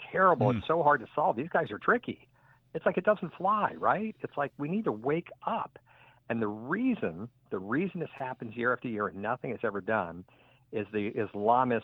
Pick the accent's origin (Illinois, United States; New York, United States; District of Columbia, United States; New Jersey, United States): District of Columbia, United States; Washington; my hometown, Washington, D.C.